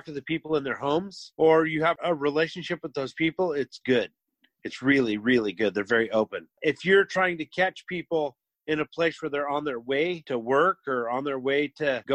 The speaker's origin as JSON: {"language": "English", "town": "Portland", "region": "Oregon", "country": "United States", "tie": "born or raised there", "said": "born and raised in Portland, like myself"}